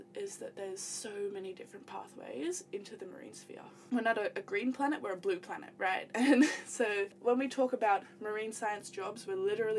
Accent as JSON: {"language": "English", "town": "Cairns", "region": "Queensland", "country": "Australia", "said": "I'm from Cairns, beautiful Cairns, far north Queensland, sandwiched in between the reef and the rainforest."}